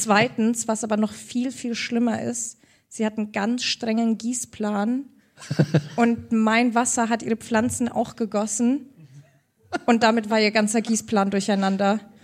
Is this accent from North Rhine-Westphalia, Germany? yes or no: no; Augsburg, Bavaria, Germany; Ich bin ja aus Augsburg, Bayern